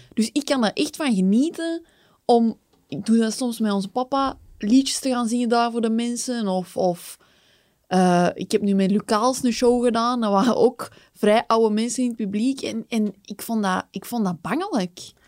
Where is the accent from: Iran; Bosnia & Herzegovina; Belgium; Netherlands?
Belgium; Kempen; Ik ben ook van de Kempen